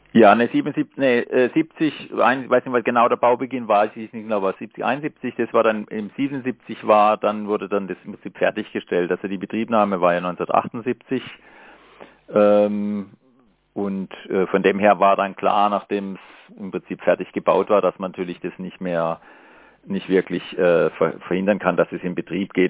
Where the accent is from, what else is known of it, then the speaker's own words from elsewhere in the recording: Markgräflerland, Baden-Württemberg, Germany; now in Freiburg, Germany; ich komme ja aus Markgräfenland